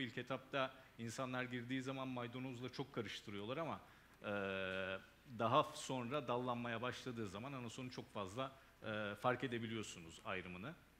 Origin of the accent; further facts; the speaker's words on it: Denizli, Turkey; also born or lived in Burdur; doğum yerim Denizli ama e, kökenim, anasonun vatanı olan Burdur, Türkiye'de.